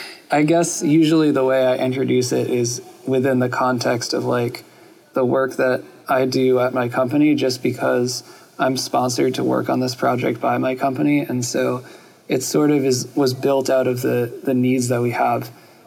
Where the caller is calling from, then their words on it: New York, United States; I'm calling in from New York.